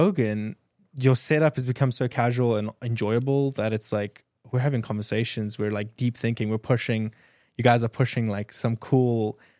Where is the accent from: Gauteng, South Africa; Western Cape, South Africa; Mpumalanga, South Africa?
Mpumalanga, South Africa; Mbombela; now in United States; So Nelspruit, it's like a small town 4 hours east of Johannesburg.